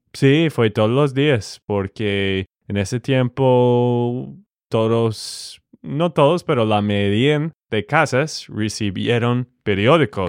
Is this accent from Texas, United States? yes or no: yes; Texas, United States; de Texas, Estados Unidos